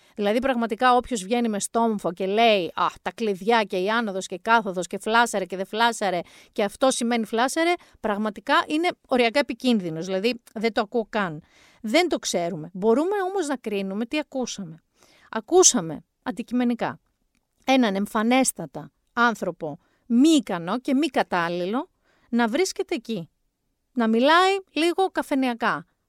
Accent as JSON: {"language": "Greek", "area": "Mani", "region": "Peloponnese", "country": "Greece", "said": "την πατρίδα μου"}